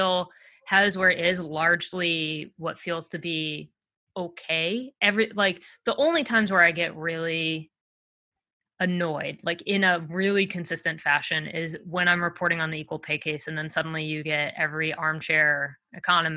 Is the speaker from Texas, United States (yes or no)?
no; Massachusetts, United States; moved away; I'm originally from Massachusetts.